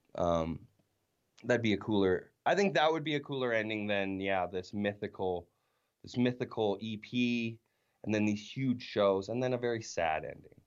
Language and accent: English; Weyburn, Saskatchewan, Canada; growing up in Weyburn